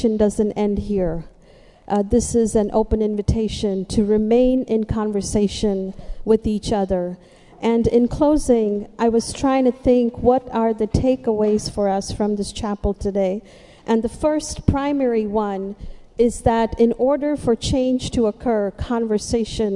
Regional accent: Mumbai, Maharashtra, India; moved away as an adult; now in United States; I'm from the city, I'm from Mumbai

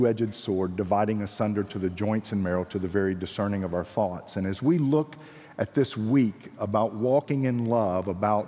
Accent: Marietta, Georgia, United States; accent: Georgian; moved away as an adult; also born or lived in Ghana; I grew up in Marietta, Georgia, went to church all my life

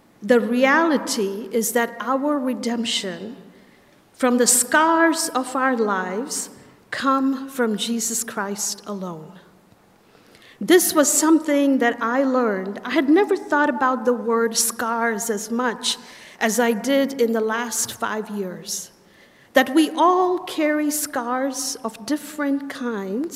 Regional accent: India; moved away as an adult; now in United States; I'm from India

